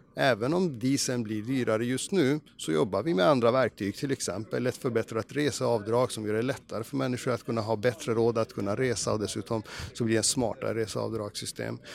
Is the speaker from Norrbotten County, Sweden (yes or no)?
yes; Norrbotten County, Sweden; Jag är uppväxt i Norrbotten, det är ganska krast där uppe